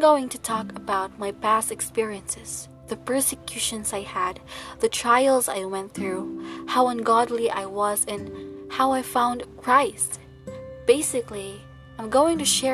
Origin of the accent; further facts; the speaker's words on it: Philippines; I come from the Philippines, where I work as a real estate sales representative